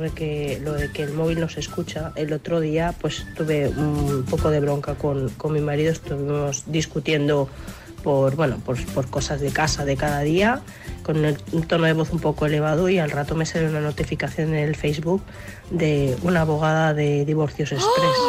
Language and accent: Spanish; Navarre, Spain; now in Madrid, Spain; Yo nunca he mirado información para comprarme un barco porque vivo en Madrid y soy